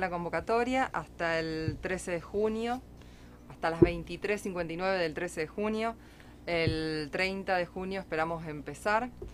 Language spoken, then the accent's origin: Spanish; Rosario, Santa Fe, Argentina; los que somos de Rosario